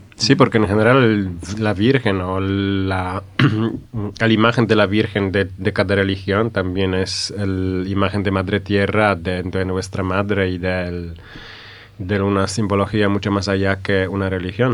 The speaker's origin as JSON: {"language": "Spanish", "country": "Poland", "said": "Yo soy polaco"}